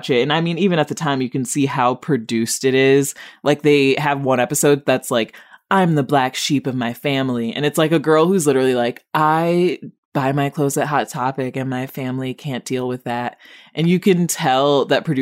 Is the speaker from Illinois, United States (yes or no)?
yes; Rockford, Illinois, United States; my hometown of Rockford